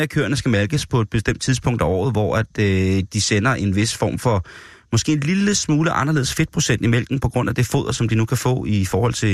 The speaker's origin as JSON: {"language": "Danish", "country": "Denmark", "said": "en konkurrence, hvor vi som danskere jo har været repræsenteret virkelig stolt og stærkt i mange år."}